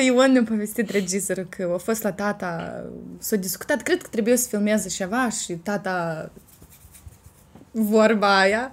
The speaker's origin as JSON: {"language": "Romanian", "town": "Gura Galbenei", "region": "Cimișlia District", "country": "Moldova", "tie": "born or raised there", "said": "satul meu natal, Gura Galbenii"}